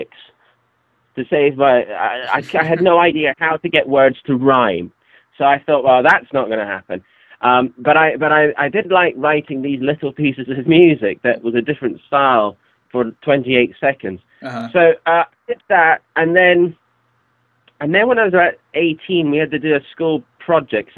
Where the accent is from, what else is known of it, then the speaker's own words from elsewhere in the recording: Scotland, United Kingdom; my father was a songwriter, and where I was born in Scotland